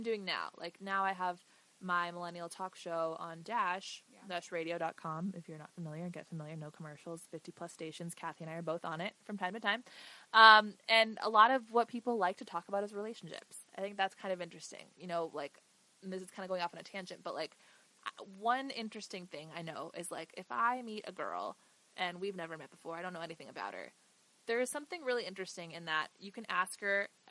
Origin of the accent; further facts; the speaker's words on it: United States; I'm very proud of my roots and who I am, but I'm an American